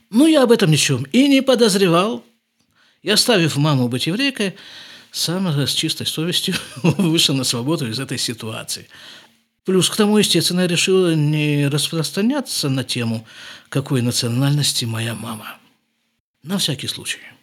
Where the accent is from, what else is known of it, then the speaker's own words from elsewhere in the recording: Krasnoyarsk, Krasnoyarsk Krai, Russia; moved away as an adult; also born or lived in Jerusalem; now in Israel; В нашей семье, которая поселилась в Красноярске